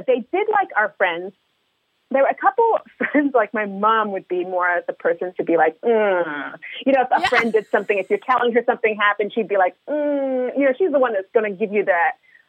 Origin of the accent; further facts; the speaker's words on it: Montreal, Quebec, Canada; we grew up in Montreal, Canada